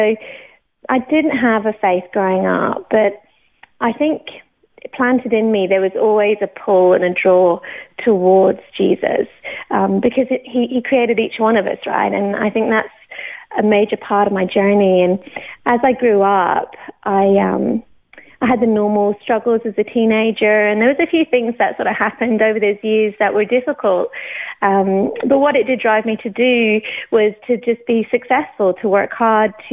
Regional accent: Banchory, Scotland, United Kingdom; also born or lived in Newcastle / Oxford; now in Australia; I'm not Australian. I was born in the UK. I was actually born in Newcastle, um, brought up in Oxford for until I was about 10, and then we moved up to Scotland.

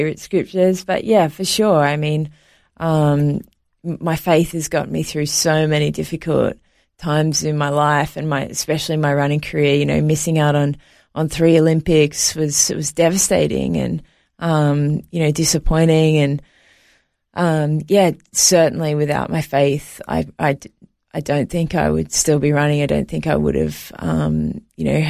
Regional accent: Sydney, New South Wales, Australia; also born or lived in New York, United States; I was actually born in New York, but I was raised in Australia.

